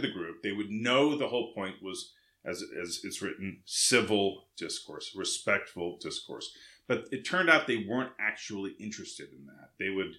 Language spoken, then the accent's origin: English; West Coast, United States; moved away; also born or lived in Massachusetts; I grew up on the West Coast